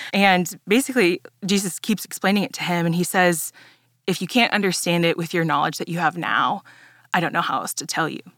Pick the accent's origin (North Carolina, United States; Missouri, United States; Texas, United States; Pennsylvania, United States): Texas, United States; Dallas; I grew up here in Dallas, um, but I grew up in a Mexican-Italian household